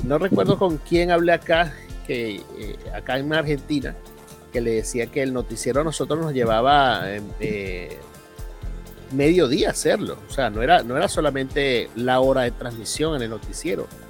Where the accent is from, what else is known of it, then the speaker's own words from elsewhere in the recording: Venezuela; moved away; allá en Venezuela, en mi país